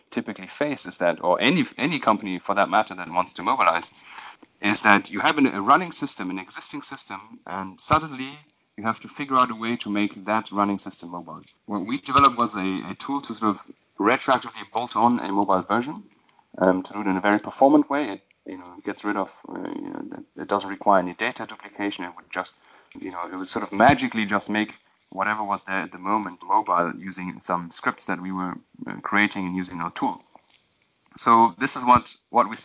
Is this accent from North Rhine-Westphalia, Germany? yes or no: no; Berlin, Germany; moved away as an adult; also born or lived in London / India; I'm originally from Berlin